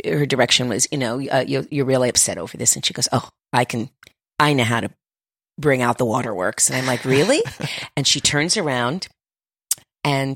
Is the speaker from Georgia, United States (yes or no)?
no; Miami, Florida, United States; I'm from Miami, Florida